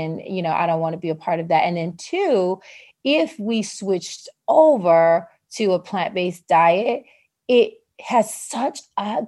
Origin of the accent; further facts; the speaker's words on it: the South, United States; I'm from the South